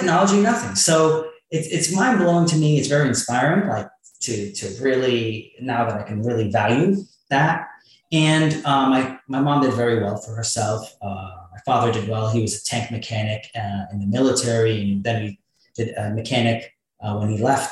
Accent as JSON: {"language": "English", "region": "New Jersey", "country": "United States", "tie": "born or raised there", "said": "I grew up in New Jersey"}